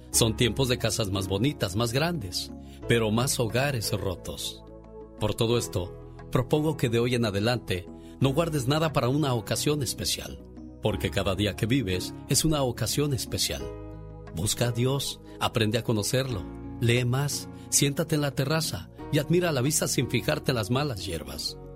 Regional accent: Veracruz, Mexico; moved away; Un día salí de Veracruz. Pero Veracruz nunca salió de mí. La nostalgia de mi tierra está con.

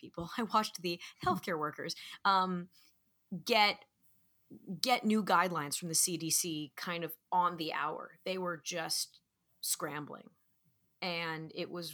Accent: Manhattan Beach, California, United States; my hometown of Manhattan Beach

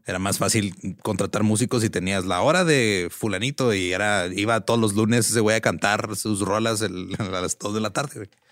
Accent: Mexico; como mexicanos

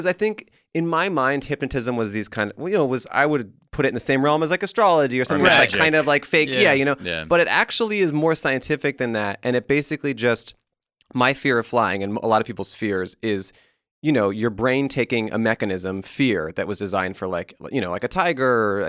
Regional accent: Colorado, United States; I grew up in Colorado.

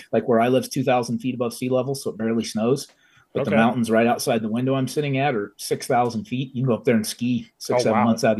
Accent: Central Illinois, United States; also born or lived in Greenville, South Carolina; now in Emmett, Idaho, United States; I'm from 2 hours south of there, but no one knows where anything is in Illinois. So it's just easier to explain it that way. But you and I are from almost the same place, the great city of Champaign, Champaign-Urbana, Illinois.

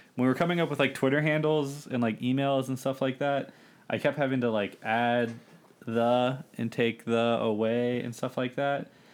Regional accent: Bowie, Maryland, United States; I'm from Bowie, Maryland

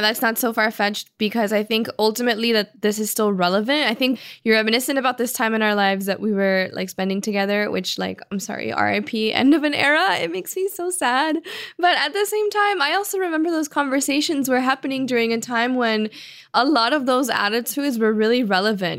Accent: Miami, Florida, United States; also born or lived in Cuba; We were both born in Cuba and raised in Miami

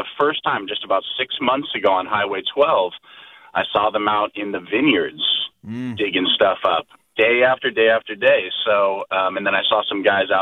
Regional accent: Sonoma, California, United States; also born or lived in Hollister, California / Tres Pinos, California; I grew up in Sonoma

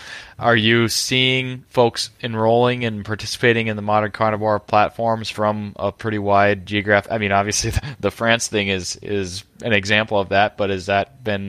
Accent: Minnesota, United States; I just can't help myself as a Minnesotan, Mark.

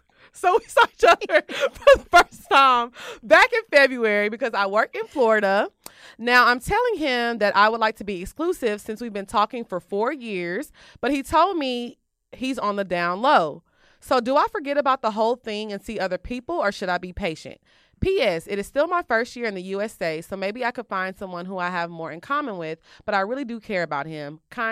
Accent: South Africa; now in Miami, United States; I'm all the way from Wakanda, LOL. I'm from South Africa.

